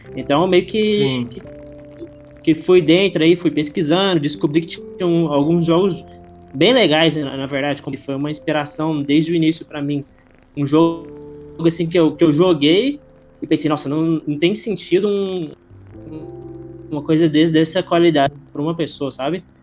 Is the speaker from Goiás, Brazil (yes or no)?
yes; Goiânia, Goiás, Brazil; eu sou de Goiânia, Goiás, interiorzão lá do, do ah. Brasil